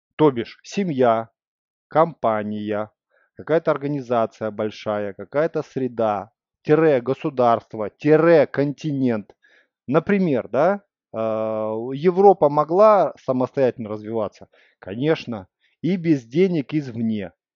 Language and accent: Russian; Russia; я из России